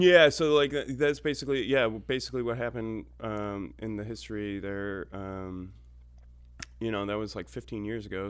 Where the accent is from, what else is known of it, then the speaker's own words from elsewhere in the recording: Orchard Park, New York, United States; moved away; also born or lived in Ithaca, New York; I grew up in Orchard Park